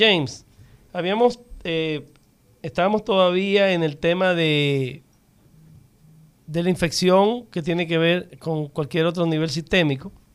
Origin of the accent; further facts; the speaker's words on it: Dominican Republic; yo me siento muy orgulloso como dominicano